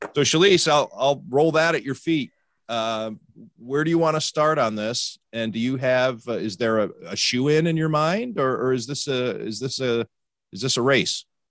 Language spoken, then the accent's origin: English; Cleveland, Ohio, United States; moved away; I'm from Cleveland originally